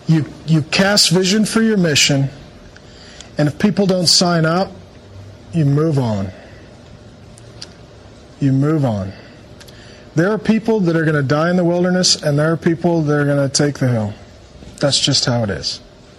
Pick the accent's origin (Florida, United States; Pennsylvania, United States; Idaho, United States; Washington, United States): Washington, United States; Seattle; Yeah, so I grew up in Seattle.